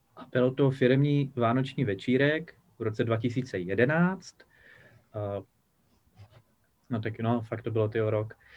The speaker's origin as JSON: {"language": "Czech", "town": "Havířov", "region": "Moravian-Silesian Region", "country": "Czechia", "tie": "born or raised there", "said": "v Havířově, odkud pocházím, kde jsem se narodil"}